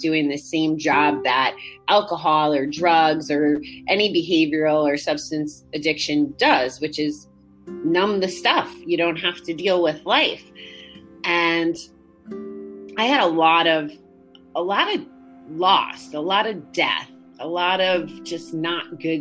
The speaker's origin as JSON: {"language": "English", "region": "Connecticut", "country": "United States", "tie": "born or raised there", "moved": "yes", "lives_now": "Schenectady, United States", "said": "I was born and raised in Connecticut"}